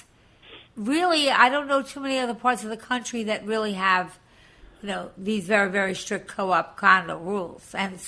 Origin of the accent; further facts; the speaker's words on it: Long Island, New York, United States; moved away as an adult; now in New York City, United States; I was from Long Island